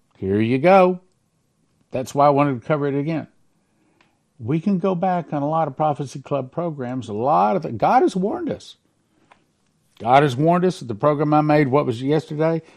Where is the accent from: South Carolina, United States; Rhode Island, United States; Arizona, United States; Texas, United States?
Texas, United States; I'm a Texan